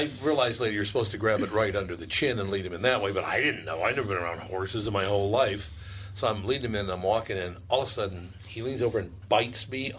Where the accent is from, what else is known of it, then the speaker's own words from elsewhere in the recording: Minneapolis, Minnesota, United States; Well, I'm from North Minneapolis.